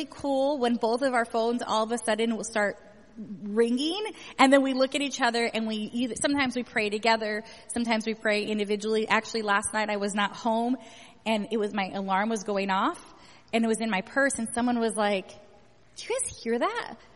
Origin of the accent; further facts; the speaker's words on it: California, United States; moved away; I grew up in California